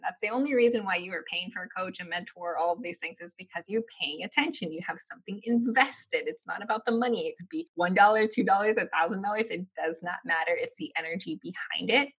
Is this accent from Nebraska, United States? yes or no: yes; Nebraska, United States; I'm from Nebraska